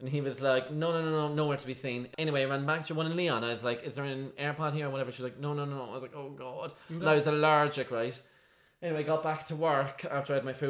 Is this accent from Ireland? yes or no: yes; Ireland; we're so Irish